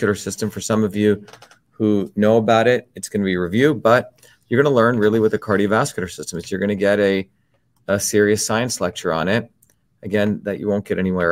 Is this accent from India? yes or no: yes; India; when I was young, growing up in India